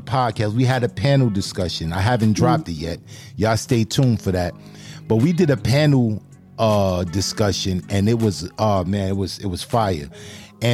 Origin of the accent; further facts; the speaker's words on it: New York, United States; I'm from New York. I rep New York all day